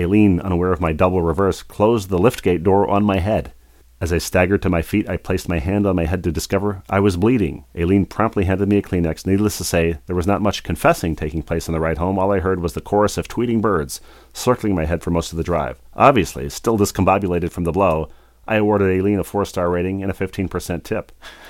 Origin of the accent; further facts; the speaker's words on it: Bloomington, United States; that's how we were raised in Bloomington